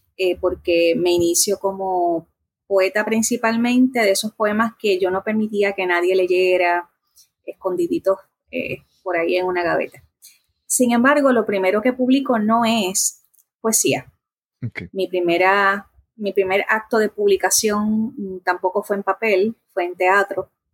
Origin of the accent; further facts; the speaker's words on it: Bayamón, Puerto Rico; also born or lived in Corozal, Puerto Rico; now in Trujillo Alto, Puerto Rico; el resto de mi niñez hasta la adolescencia lo viví en Bayamón